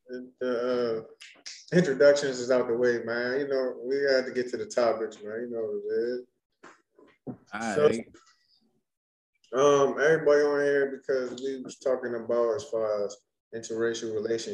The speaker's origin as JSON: {"language": "English", "town": "Washington", "region": "District of Columbia", "country": "United States", "moved": "yes", "said": "I'm originally from DC"}